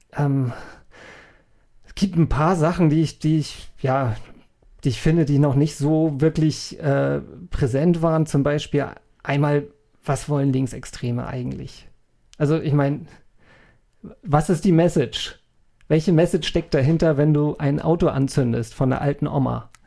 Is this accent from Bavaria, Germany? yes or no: no; North Frisia, Schleswig-Holstein, Germany; moved away; Nordfriesland ist, für wo ich herkomme